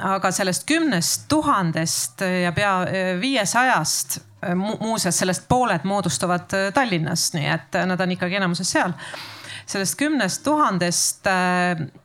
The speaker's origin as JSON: {"language": "Estonian", "town": "Tartu", "region": "Tartu County", "country": "Estonia", "said": "ise olen Tartust"}